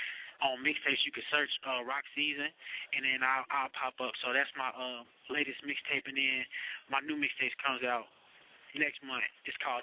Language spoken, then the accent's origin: English; Cape Town, Western Cape, South Africa; moved away; I grew up in Cape Town for a little bit, then I moved. Then I was staying in Maywood, then I moved to like a little suburb called Hillside.